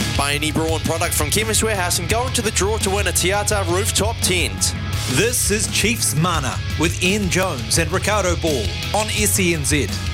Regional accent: Auckland, New Zealand; I born and bred in Auckland

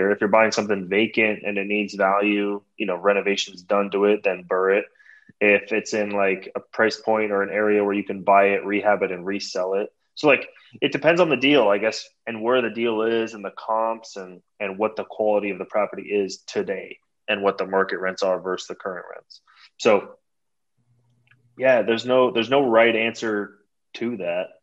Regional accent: Toronto, Ontario, Canada; born there; moved away; also born or lived in San Francisco; Yeah, so we moved from Toronto, Canada. I was born there.

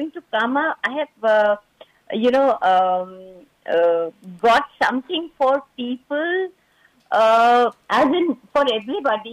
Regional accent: Delhi, India; moved away as an adult; now in Bangalore, India; Born and brought up in Delhi, but being a 4G's wife, so I've been all over India. So now at present, I'm in Bangalore

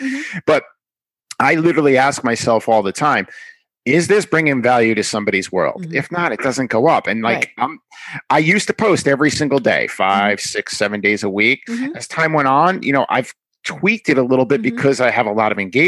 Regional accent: New York, United States; I'm from New York

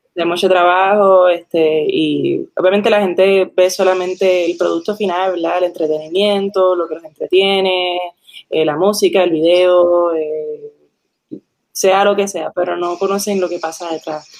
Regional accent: Puerto Rico; also born or lived in New Hampshire, United States / Caguas / Manatí / Ponce; now in San Juan, Puerto Rico; yo me crié en Puerto Rico, mis papás son puertorriqueños

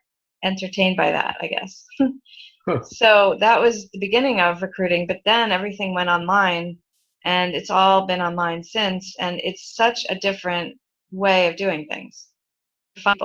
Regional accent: New York City, New York, United States; I grew up in Brooklyn, New York.

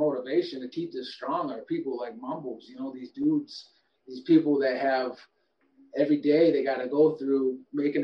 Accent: Traverse City, Michigan, United States; moved away as an adult; also born or lived in Detroit, Michigan; now in North Carolina, United States; I grew up in northern Michigan

